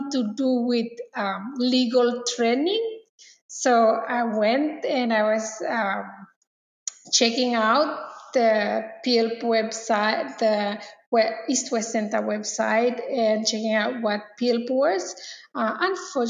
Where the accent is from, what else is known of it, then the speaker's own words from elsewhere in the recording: Malaita, Solomon Islands; I'm from Malaita. I'm originally from Malaita and from Solomon Islands.